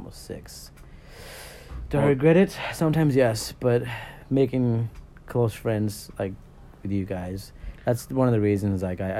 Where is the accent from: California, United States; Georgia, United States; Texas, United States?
California, United States; Baldwin Park; now in San Bernardino, United States; I live there now, but I grew up in Baldwin Park, California. It's just another small town. It's pretty ghetto, but not that ghetto.